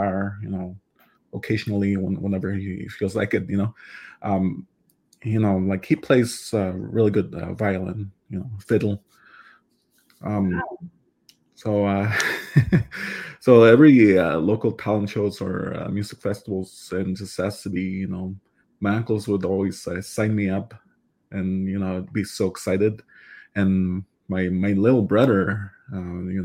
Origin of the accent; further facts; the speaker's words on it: Waswanipi and Chisasibi area, northern Quebec, Canada; first language Cree; English is a second language; also born or lived in Ottawa, Canada; now in Smiths Falls, Canada; I am from Jessassabe and Oshkagnish. They're both located in northern Quebec.